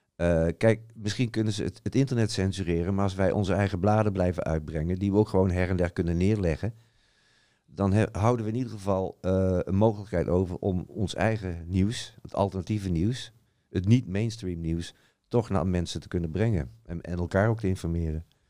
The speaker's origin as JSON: {"language": "Dutch", "region": "Utrecht", "country": "Netherlands", "said": "Ik kom dan uit Utrecht"}